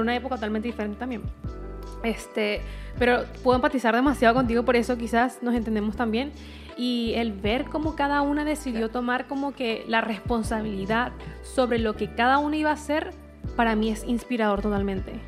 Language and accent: Spanish; Venezuela; now in Chile; me pasaba lo mismo en Venezuela muchas veces y no sentía que pertenecía a Venezuela